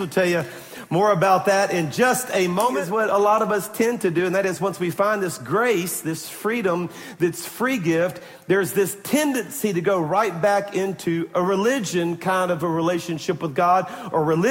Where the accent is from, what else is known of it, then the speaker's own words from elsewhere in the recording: Baton Rouge, Louisiana, United States; moved away; Baton Rouge, my hometown